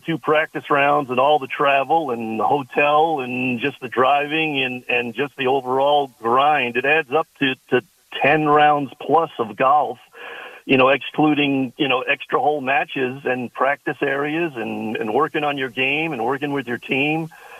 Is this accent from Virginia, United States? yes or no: no; Long Island, New York, United States; now in Cleveland, United States; Yeah, I grew up in Long Island. My dad was a longtime golf course superintendent there at Old Westbury. And as I made my way through the ranks, I ended up out in Cleveland.